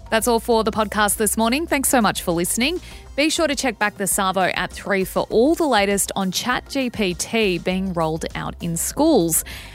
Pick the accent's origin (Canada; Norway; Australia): Australia; I grew up in Australia. I went to school in Australia